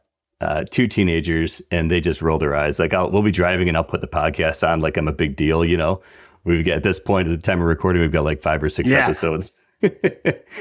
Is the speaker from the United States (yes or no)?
yes; Buffalo, New York, United States; I grew up in Buffalo area, so Western New York